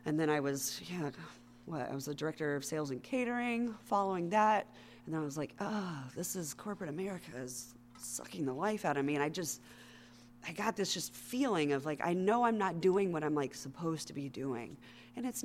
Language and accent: English; Knoxville, Tennessee, United States; moved away as an adult; also born or lived in North Carolina; I moved for the first time in my life out of my hometown of Knoxville, Tennessee, with my husband